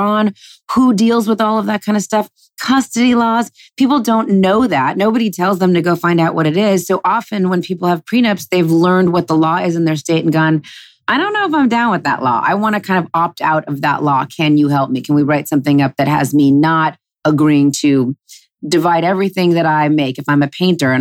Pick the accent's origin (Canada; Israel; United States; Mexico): United States; Los Angeles, California; I never, ever thought growing up in Los Angeles that I would work with my dad